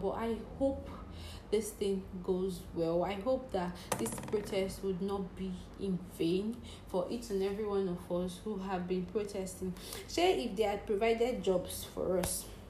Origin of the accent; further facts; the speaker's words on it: Cross River, Nigeria; English is a second language; I'm from Cross River State